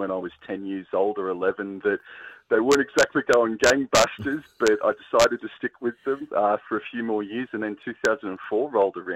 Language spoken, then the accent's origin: English; Canberra, Australian Capital Territory, Australia; moved away as an adult; now in Queensland, Australia; I lived down in Canberra for most of my life, and only just recently moved to the Sunshine State a few months ago.